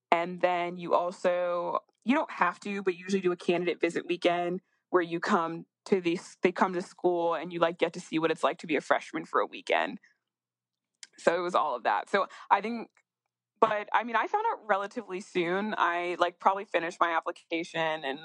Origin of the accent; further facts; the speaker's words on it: Northeast, United States; I'm from the Northeast.